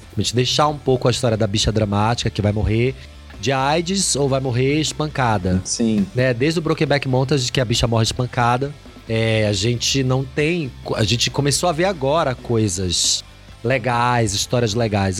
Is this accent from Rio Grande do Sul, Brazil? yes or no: no; Belém, Pará, Brazil; Eu sou de Belém do Pará